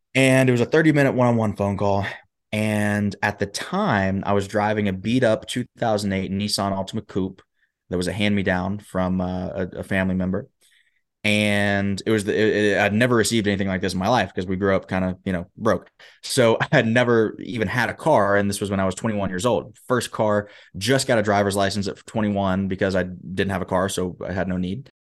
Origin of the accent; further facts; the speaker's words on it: Huntsville, Alabama, United States; moved away as an adult; also born or lived in Michigan; I was born and raised in Huntsville, Alabama